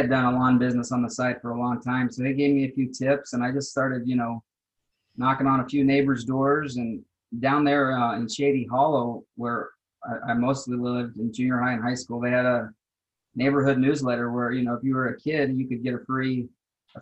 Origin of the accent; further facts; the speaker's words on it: Austin, Texas, United States; moved away; I grew up in South Austin